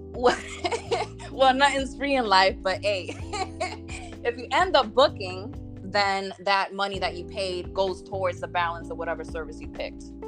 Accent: New Jersey, United States; I am from New Jersey, or Jersey as we say out here

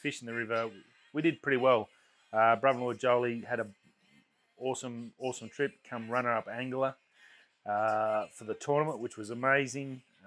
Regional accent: Australia; It's a lot of gratitude on my behalf of being Australian in this lucky country

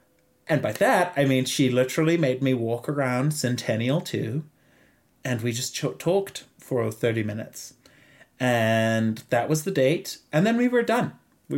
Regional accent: Zimbabwe; accent: Zimbabwean; English is a second language; my accent is a lot thicker because I've just come back from home, and obviously, you know, I like was rejuvenated with Zimbabwean accent.

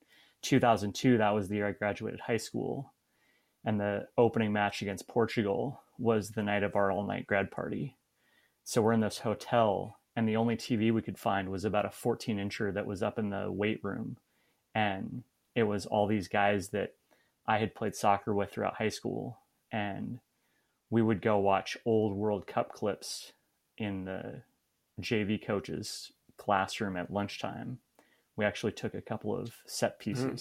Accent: Portland, Oregon, United States; also born or lived in Arizona; now in Minneapolis, United States; I'm also from Portland, Oregon originally, so I'm a big Portland Timbers fan

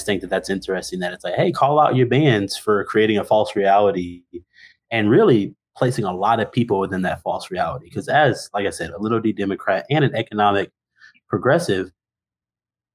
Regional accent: Mississippi, United States; moved away; also born or lived in Texas; I grew up in Mississippi, and so have been in some more conservative spaces in Texas

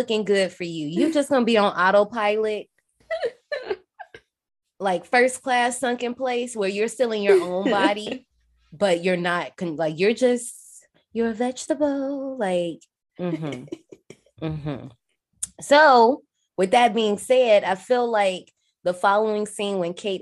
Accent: Gary, Indiana, United States; I'm not from Chicago, I'm from Gary

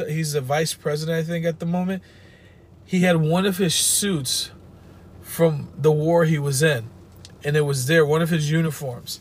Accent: Connecticut, United States; We're like, from Connecticut

